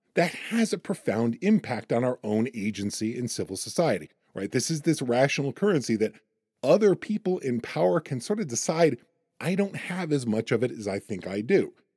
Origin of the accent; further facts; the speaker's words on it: United States; I'm also an American